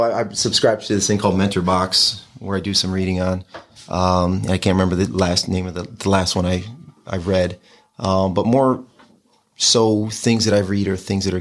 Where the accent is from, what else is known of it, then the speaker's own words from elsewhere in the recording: Batavia, New York, United States; I grew up on School Street